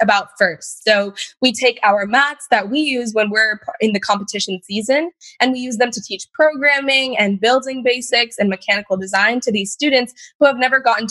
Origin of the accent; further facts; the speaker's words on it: Granite Bay, California, United States; I am actually from Sacramento, California, specifically Granite Bay.